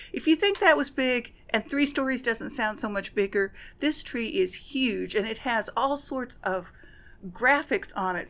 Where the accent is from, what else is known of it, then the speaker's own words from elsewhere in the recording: Southeast Kansas, United States; growing up in Southeast Kansas, it was like our dream to get cast in something at Silver Dollar City